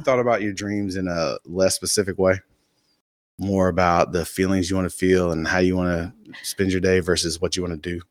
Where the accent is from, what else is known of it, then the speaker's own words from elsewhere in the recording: Fayetteville, North Carolina, United States; moved away as an adult; I'm from Fayetteville, North Carolina